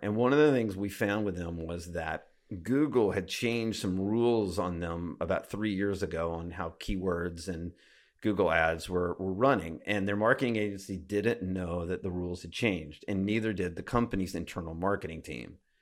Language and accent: English; Alabama, United States; I grew up in Alabama